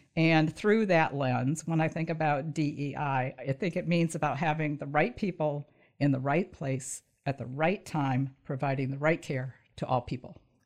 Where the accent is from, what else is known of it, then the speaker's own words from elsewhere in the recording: Michigan, United States; also born or lived in southern Indiana / northern Kentucky; I grew up in Michigan